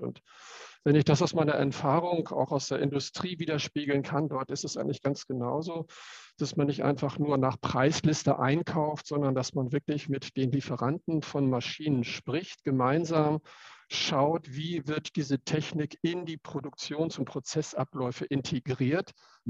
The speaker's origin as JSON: {"language": "German", "area": "Cuxhaven district", "region": "Lower Saxony", "country": "Germany", "tie": "born or raised there", "said": "Ich selber bin äh, aufgewachsen, groß geworden im Landkreis Cuxhaven und dort auf dem landwirtschaftlichen Betrieb."}